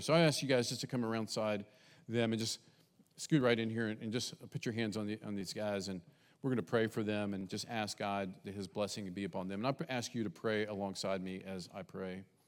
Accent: West Virginia, United States; also born or lived in Texas; now in Bainbridge, United States; I grew up in West Virginia, semi-south, but not fully south, and in Texas, kind of its own thing when we lived there

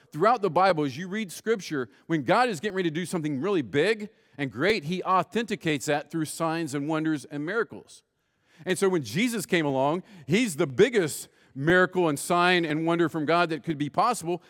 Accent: West Virginia, United States; I grew up in West Virginia

